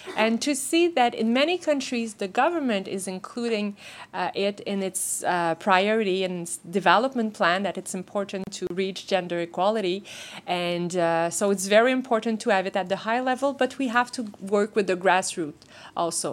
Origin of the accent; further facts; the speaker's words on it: Canada; as Canadian